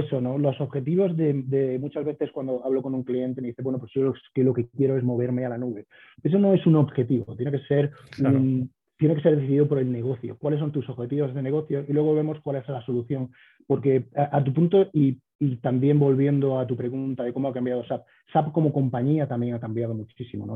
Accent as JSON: {"language": "Spanish", "town": "Córdoba", "region": "Andalusia", "country": "Spain", "tie": "born or raised there", "also_born_or_lived": "New York, United States", "moved": "as an adult", "lives_now": "Denver, United States", "said": "yo soy cordobés, como bien has dicho, nacido y crecido ahí"}